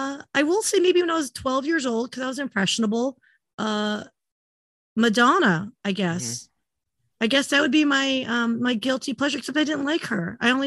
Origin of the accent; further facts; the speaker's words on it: California, United States; I actually, growing up in Southern California, I had almost like everyone has a rite of passage almost to work at Disneyland.